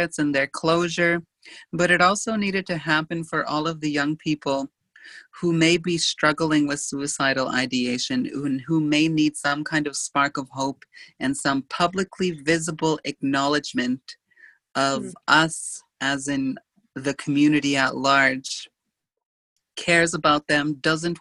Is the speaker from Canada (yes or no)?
yes; Saskatchewan, Canada; a cemetery in Airron, Saskatchewan, which is my hometown